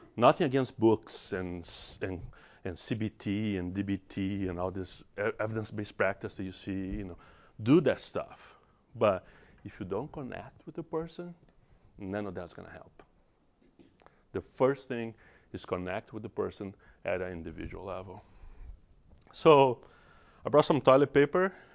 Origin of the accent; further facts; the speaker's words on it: Brazil; English is a second language; moved away as an adult; also born or lived in Salt Lake City, United States / San Diego, United States / Los Angeles, United States; now in United States; I have an accent. I'm, I'm from Brazil. I'm Brazilian.